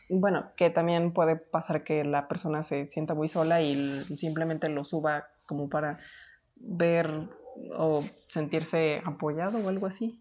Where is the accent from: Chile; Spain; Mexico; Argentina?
Mexico